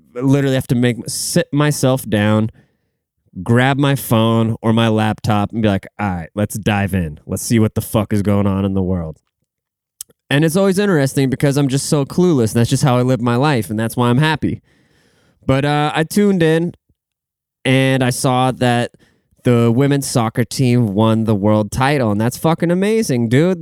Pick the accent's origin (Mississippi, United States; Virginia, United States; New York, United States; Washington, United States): Washington, United States; Seattle; I'm from the Seattle area